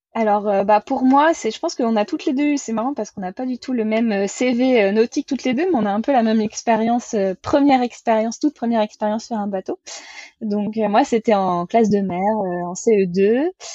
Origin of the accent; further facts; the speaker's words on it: Vendée, Pays de la Loire, France; je suis originaire de Vendée, donc euh, dans l'ouest de la France